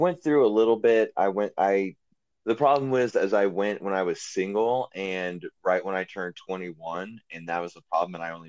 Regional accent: Oklahoma, United States; also born or lived in Louisiana; See, I'm from Oklahoma and Louisiana.

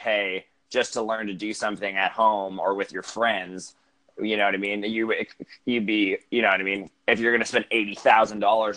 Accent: Northern Alberta, Canada; moved away as an adult; also born or lived in Vancouver; I grew up in Alberta, Northern Alberta. After I graduated high school, I moved to Vancouver

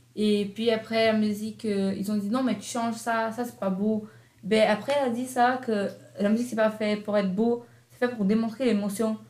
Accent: Brazil; now in Canada; je viens du Brésil

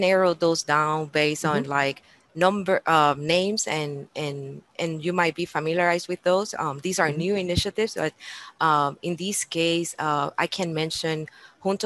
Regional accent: Puerto Rico; moved away as an adult; also born or lived in Florida / Texas; now in Indiana, United States; I'm native from Puerto Rico

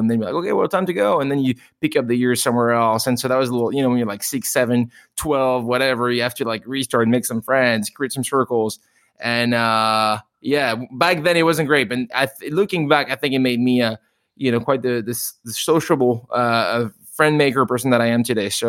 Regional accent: France; So I'm not technically from Paris, but I am French, mom and dad, and uh, I actually um, moved to Paris, so to speak, uh, later in my life.

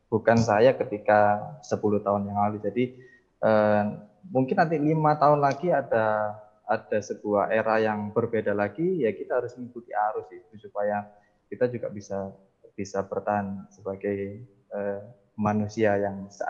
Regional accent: Mojokerto, East Java, Indonesia; karena pengetahuan saya ketika SMA sampai kuliah di Mojokerto musiknya mungkin juga masih seputar band

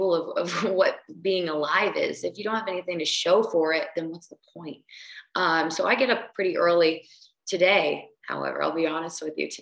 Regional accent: New Jersey, United States; I'm from New Jersey. I grew up in New Jersey

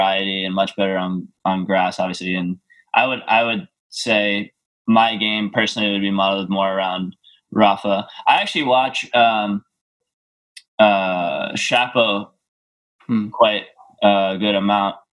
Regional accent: New York, United States; I was born in New York. My parents live there. Just being American

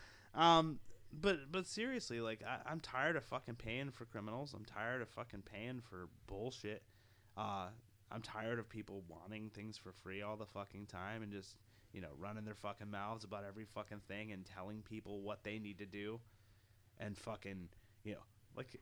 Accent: United States

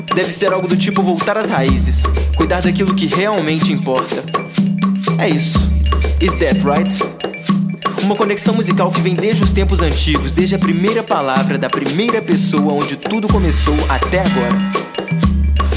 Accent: Sergipe, Brazil; now in Minas Gerais, Brazil; sou sergipano, porém morando em terras mineiras

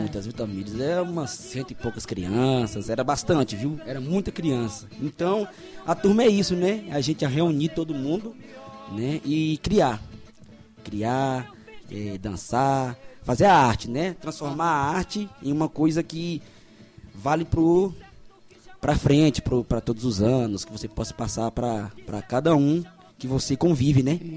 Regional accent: São Jorge, Goiás, Brazil; Nascido e criado aqui na Chapada dos Veadeiros, São Jorge

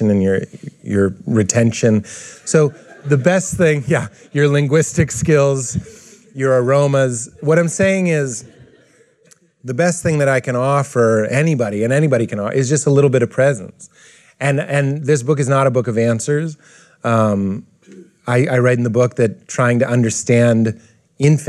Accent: Boston, Massachusetts, United States; I'm from Boston, where white people are racist to other types of white people.

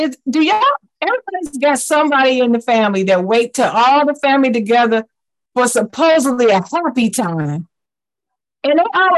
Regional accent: Ohio, United States; we're from Ohio

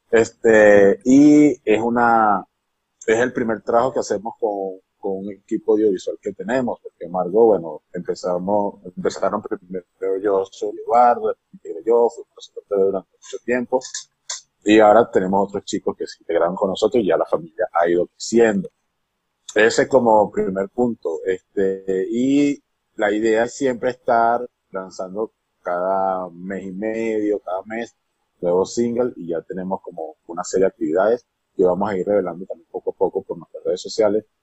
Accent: Venezuela; now in Mexico City, Mexico; Yo soy venezolano de nacimiento, próximamente mexicano por naturalización.

